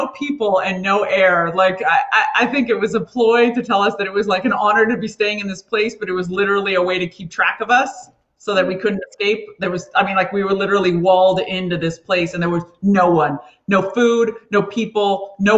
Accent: Beverly Hills, California, United States; I grew up in Beverly Hills

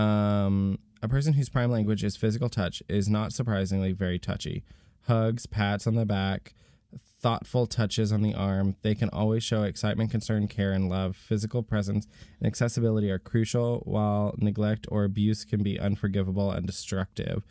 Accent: Florida, United States; I was born in Florida

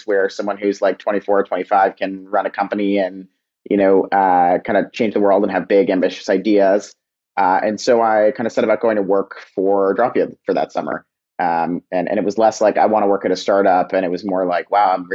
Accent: Old Greenwich, Connecticut, United States; also born or lived in California; I grew up a little bit outside of New York in Connecticut

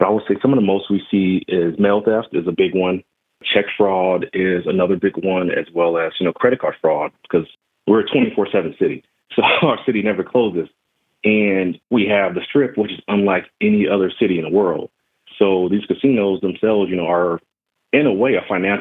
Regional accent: Las Vegas, Nevada, United States; I grew up in Las Vegas. I'm not originally from Las Vegas, like most people, but I lived here my whole life

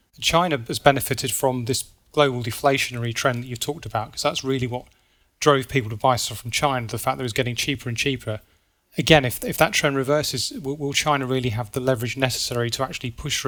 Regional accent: United Kingdom; So I'm British, and you know, the British pound used to be the world's reserve currency.

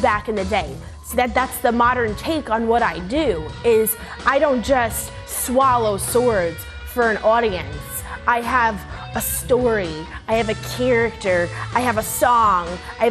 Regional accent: New York City, New York, United States; I'm from Brooklyn, New York

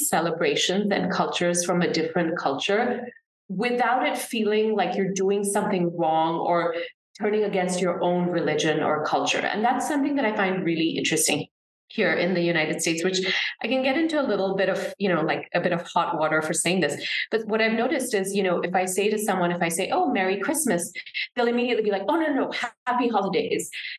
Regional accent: Singapore; I absolutely subscribe to the ideas of meritocracy growing up in Singapore

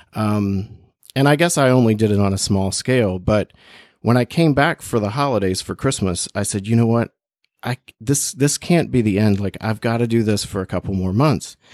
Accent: Bluefield, West Virginia, United States; moved away as an adult; also born or lived in China / Portugal; I went to school in West Virginia. That's where I grew up. Mm-hmm. Um, I grew up in Bluefield, a small town in the South

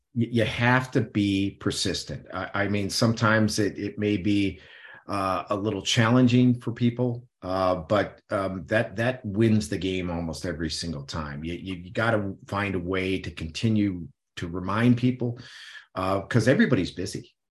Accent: Midwest, United States; I grew up in the Midwest, so I grew up in meat and potatoes

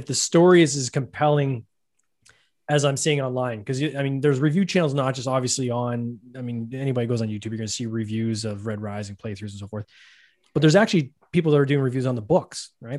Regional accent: Canada; I'm Canadian, I'll say Automa

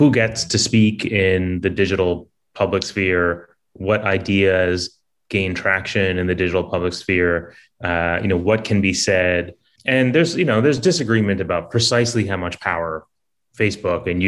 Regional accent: Canada; I'm Canadian myself

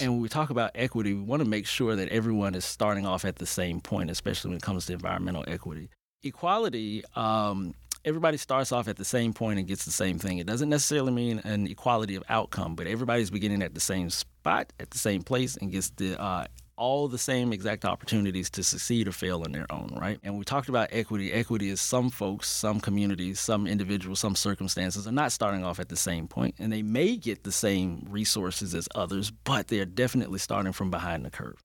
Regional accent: Birmingham, Alabama, United States; moved away as an adult; now in Atlanta, United States; when I returned home, uh, to my hometown, Birmingham, Alabama

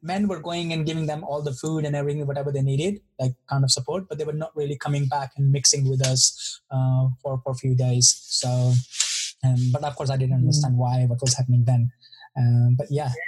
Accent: Delhi, India; I grew up in India. I grew up in Delhi

